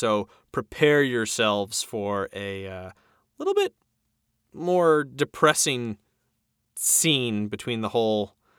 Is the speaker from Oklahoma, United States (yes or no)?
no; New York, United States; As a New Yorker, I loved it.